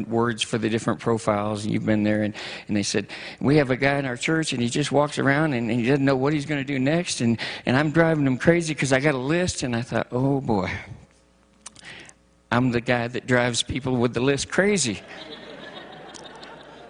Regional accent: Michigan, United States; moved away; I'm from Michigan originally, and I miss the snow.

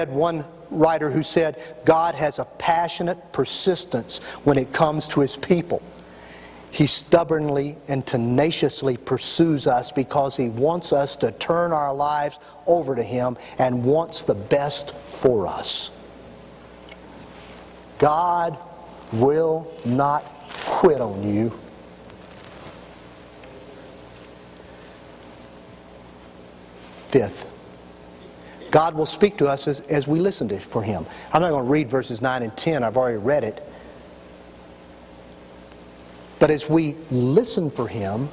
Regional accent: Tennessee, United States; I'm from Tennessee

